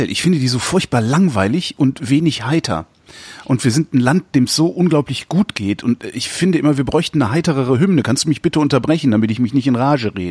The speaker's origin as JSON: {"language": "German", "town": "Cologne", "region": "North Rhine-Westphalia", "country": "Germany", "lives_now": "Berlin, Germany", "said": "Ich lebe in Berlin. Wenn mich jemand fragt, was ich bin, sage ich, ich bin Kölner."}